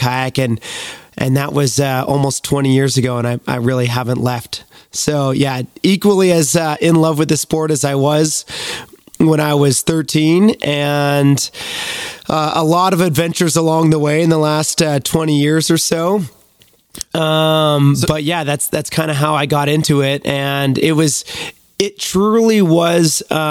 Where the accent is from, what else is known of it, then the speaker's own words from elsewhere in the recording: Beachburg, Ontario, Canada; I grew up in a small town called Beechburg, Ontario